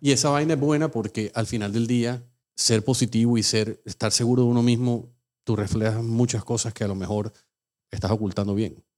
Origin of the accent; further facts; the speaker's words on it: Colombia; also born or lived in New Jersey; now in Miami, United States; nosotros salimos de Colombia